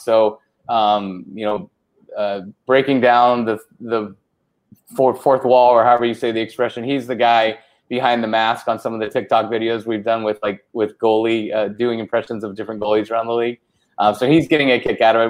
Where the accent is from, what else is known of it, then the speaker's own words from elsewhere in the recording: Orange County, California, United States; also born or lived in Fresno, California; I grew up in Orange County